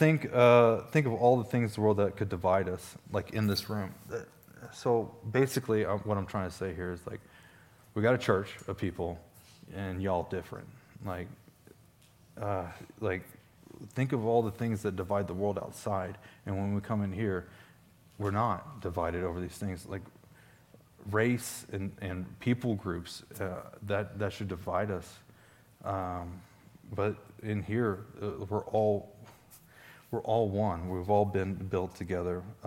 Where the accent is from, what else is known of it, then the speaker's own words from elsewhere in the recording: Stone County, Missouri, United States; I'm from Stone County, Missouri.